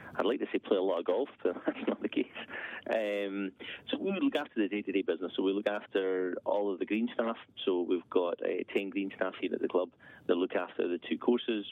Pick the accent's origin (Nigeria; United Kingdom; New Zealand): United Kingdom; Aberfeldy, Scotland; also born or lived in Edinburgh; So, halfway between Perth and Inverness, small village Aberfeldy. Um, grew up there